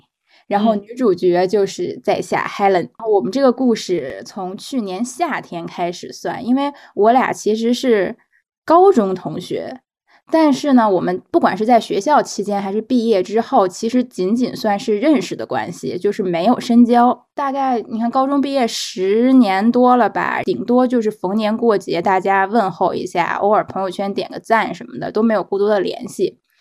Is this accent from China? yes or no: yes; Beijing, China; 因为我们都是北京人嘛，然后我去年项目结束了之后又回北京待了一段时间